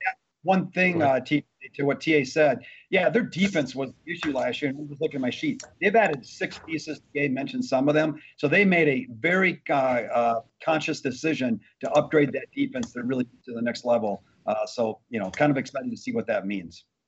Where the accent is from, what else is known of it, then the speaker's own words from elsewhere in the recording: Wisconsin, United States; I grew up in Wisconsin